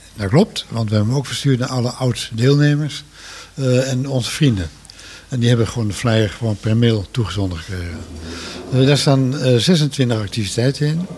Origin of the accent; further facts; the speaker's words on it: Netherlands; En we zijn Nederlanders